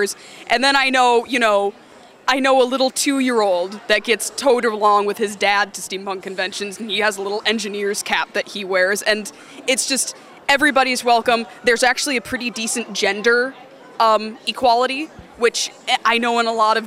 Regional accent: Detroit, Michigan, United States; I'm from Detroit

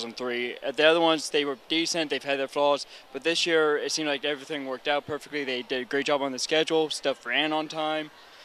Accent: Baltimore, Maryland, United States; This was my hometown con, so I'm not too far away. Let's hear it for Baltimore.

